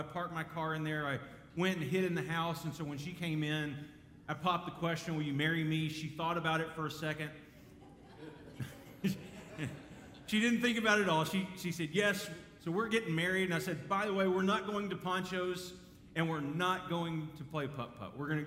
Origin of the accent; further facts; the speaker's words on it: Dallas, Texas, United States; I grew up in Dallas